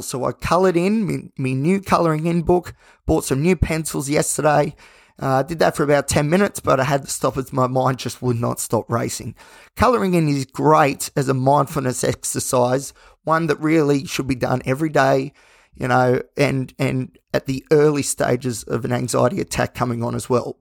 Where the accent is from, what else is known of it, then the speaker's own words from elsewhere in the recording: Australia; as an Aussie. It's all part of our, our very thin culture that we have